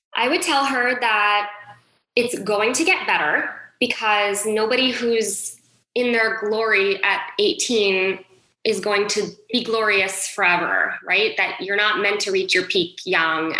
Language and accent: English; Westport, Connecticut, United States; I grew up in Westport, Connecticut. So it is about an hour north of New York City